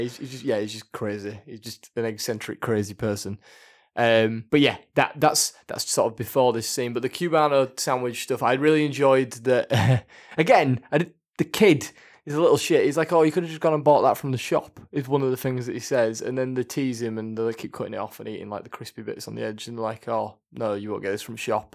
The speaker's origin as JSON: {"language": "English", "region": "Yorkshire and the Humber", "country": "United Kingdom", "said": "I'm from Yorkshire"}